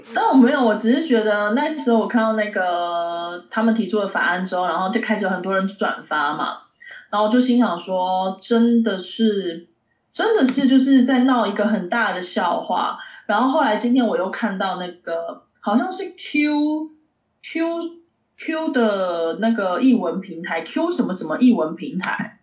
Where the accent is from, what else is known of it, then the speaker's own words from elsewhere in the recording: eastern Taiwan, Taiwan; 我是吃东部粽长大的，我们都吃东部粽啊